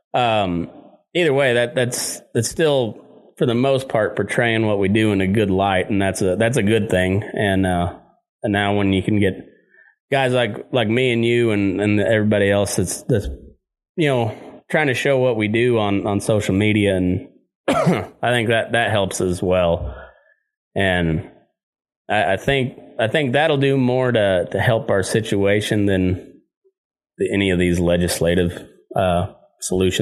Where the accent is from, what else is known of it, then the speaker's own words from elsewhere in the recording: Southeast Colorado, United States; I grew up in Southeast Colorado